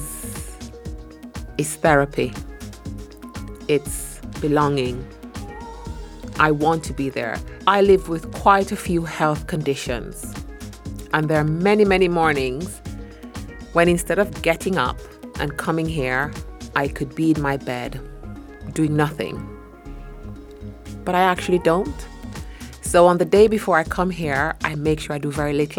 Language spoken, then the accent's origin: English; Jamaica; I'm Jamaican and our motto is out of many, one people.